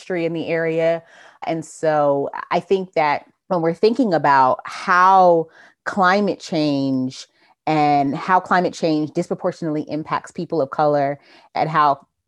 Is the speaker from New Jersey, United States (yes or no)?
yes; New Jersey, United States; moved away as an adult; now in Georgia, United States; I'm from New Jersey, but I've been in Georgia since 2006.